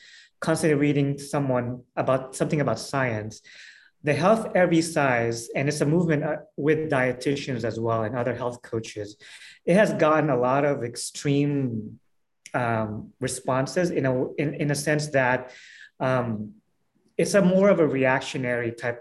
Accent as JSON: {"language": "English", "country": "Philippines", "moved": "yes", "said": "I'm from Philippines"}